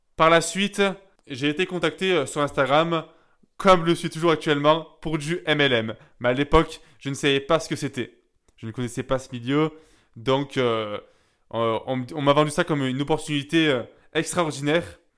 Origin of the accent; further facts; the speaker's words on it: Gap, Provence-Alpes-Côte d'Azur, France; à Gap, là où j'ai grandi